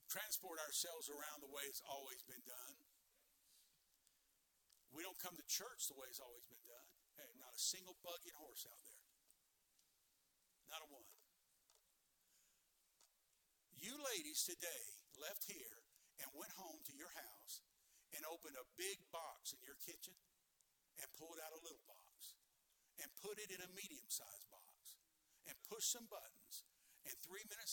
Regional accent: Deep South, United States; accent: Southern; moved away; also born or lived in New York; I was raised in the deep south

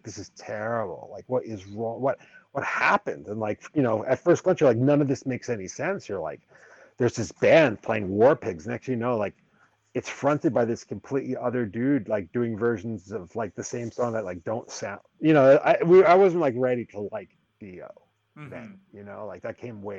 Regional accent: New York City, New York, United States; I grew up in and around New York City

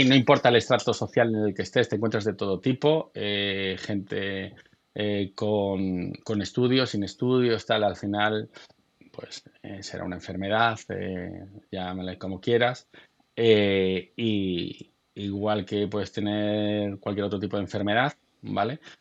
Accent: Galicia, Spain; yo soy gallego

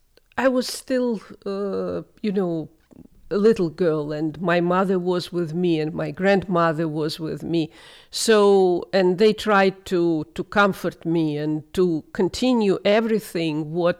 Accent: Moscow, Russia; I grew up in Moscow in a beautiful apartment.

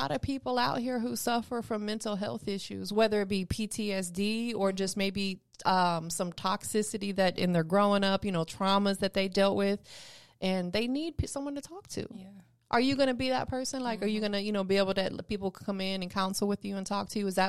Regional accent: Tampa, Florida, United States; now in Atlanta, United States; Where you from? I'm from Tampa.

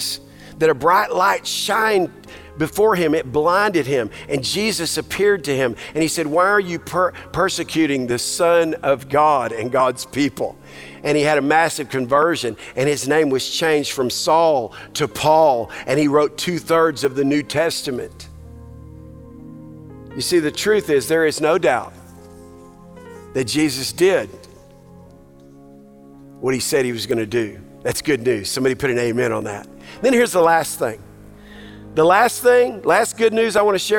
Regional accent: Texas, United States; now I'm a Texan

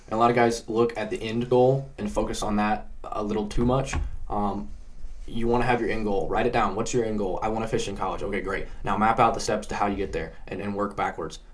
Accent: Indiana, United States; I grew up in Indiana

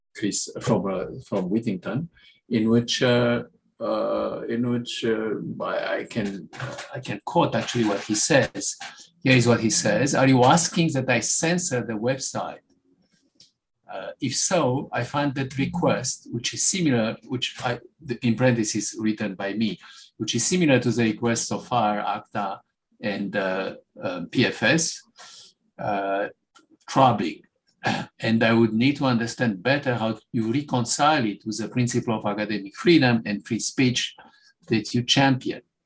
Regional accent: Romania; moved away as an adult; now in United States; I come from Romania, I come from a country where there was no free speech

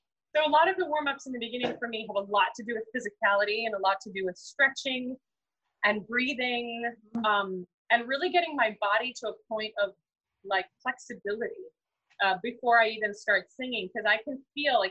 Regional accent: United States; as an American speaker

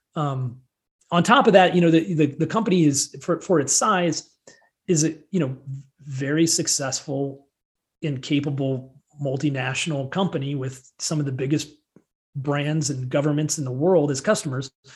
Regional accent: central Illinois, United States; moved away as an adult; also born or lived in Chicago, Illinois; now in Colorado, United States; I started my career in um, at a very young age in, in central Illinois. So I'm a Midwesterner, not not Chicago, like corn and soybeans, Illinois

